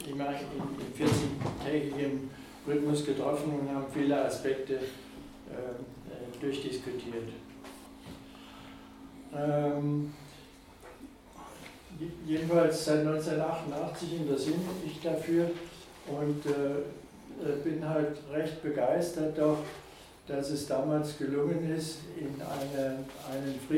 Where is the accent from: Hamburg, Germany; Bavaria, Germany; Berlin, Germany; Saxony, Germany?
Bavaria, Germany; Taufkirchen; ich komme aus Taufkirchen, bin von Beruf Bauingenieur und Hobbyhistoriker.